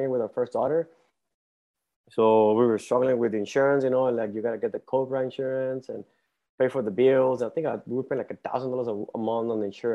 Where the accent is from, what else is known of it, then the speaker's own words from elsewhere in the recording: Mexico; English is a second language; moved away as an adult; also born or lived in Tucson, Arizona / El Paso, Texas / Michigan / Ohio; now in Houston, United States; I was actually born and raised in Mexico and I moved to the U.S. when I was 19. I spoke like zero English